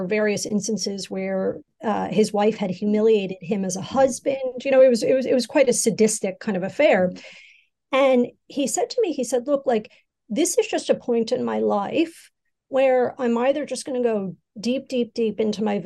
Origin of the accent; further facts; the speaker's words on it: United States; now in Asia; my home country, in the United States